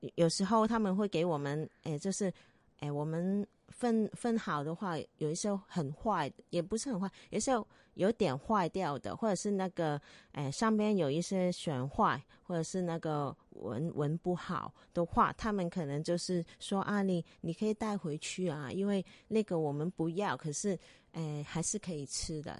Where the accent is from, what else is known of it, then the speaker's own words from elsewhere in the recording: Hong Kong; 我们是香港的女生